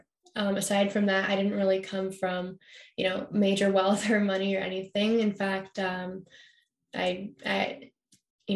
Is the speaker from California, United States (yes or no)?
yes; Carmel, California, United States; also born or lived in Massachusetts; As a young kid, I grew up in Massachusetts, actually. And I moved out to California when I was about six. I moved to Carmel, small little beach town up north